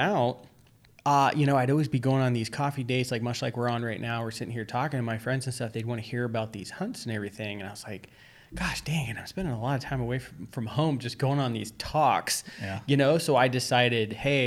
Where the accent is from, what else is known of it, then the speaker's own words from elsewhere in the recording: New York, United States; now in Arizona, United States; back then we lived in New York